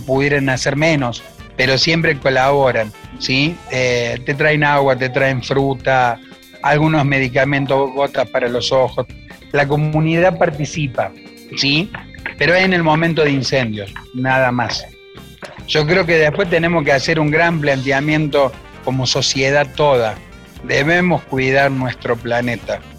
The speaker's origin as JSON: {"language": "Spanish", "area": "Punilla Valley", "region": "Córdoba", "country": "Argentina", "said": "mi pueblo y básicamente de lo que es la sociedad que nos rodea en esta zona del Valle de Punilla"}